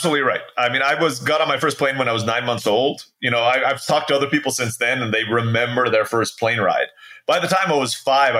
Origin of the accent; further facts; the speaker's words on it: Philippines; born there; So I was born in the Philippines. My dad was a U.S. Peace Corps volunteer.